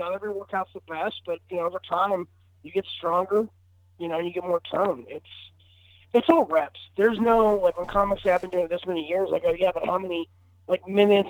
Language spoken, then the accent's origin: English; Tallahassee, Florida, United States; moved away as an adult; now in Los Angeles, United States; I live in Los Angeles right now. I grew up in Florida, spent about 29 years there, and then I moved to L.A. about 4 years ago.